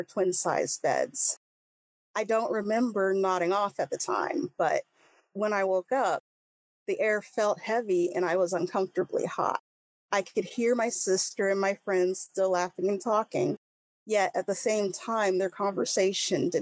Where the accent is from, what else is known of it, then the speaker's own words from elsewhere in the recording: Leavenworth, Kansas, United States; also born or lived in Missouri / Leawood, Kansas; I've lived in Kansas for most of my life. I was raised in Leavenworth, Kansas